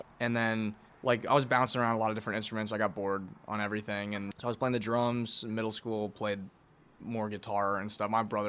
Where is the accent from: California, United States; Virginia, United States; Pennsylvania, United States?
Virginia, United States; DC area; moved away as an adult; now in Athens, Georgia, United States; I'm from Virginia, like DC area.